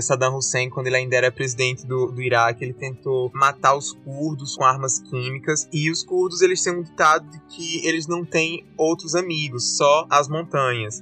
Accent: Brazil; como nós brasileiros

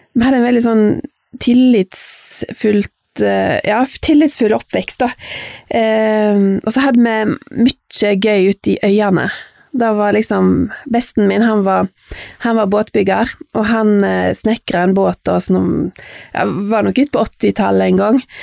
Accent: Fitjar, Vestland, Norway; jeg vokste opp på Fitcha Jeg er født i 1971

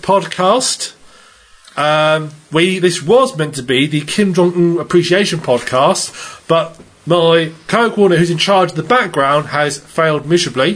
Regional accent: United Kingdom; I'm British

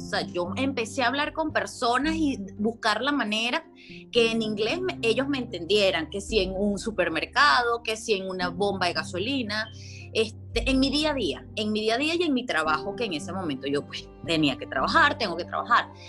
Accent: Venezuela; moved away as an adult; also born or lived in South Carolina, United States; now in Tennessee, United States; soy venezolana, llevo ya dos años viviendo en Estados Unidos

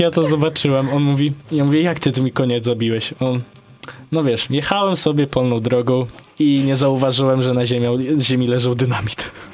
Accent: Podlaskie Voivodeship, Poland; jestem z Podlasia

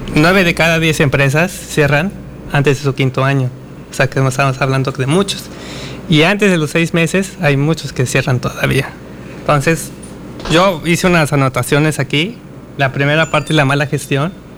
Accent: Mexico; Como mexicanos.

